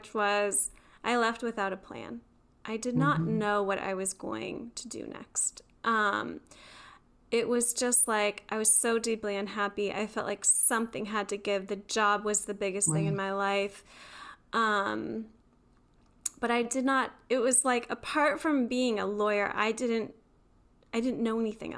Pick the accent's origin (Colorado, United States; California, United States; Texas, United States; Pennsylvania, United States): Pennsylvania, United States; Beaver Falls; now in North Carolina, United States; I grew up in Beaver Falls, which is know it's like a really small town?